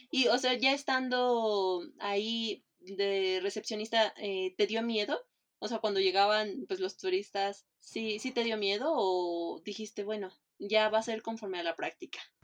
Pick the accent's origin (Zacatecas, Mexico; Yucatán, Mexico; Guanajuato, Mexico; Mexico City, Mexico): Mexico City, Mexico; now in Cancún, Mexico; yo que soy de Iztapalapa también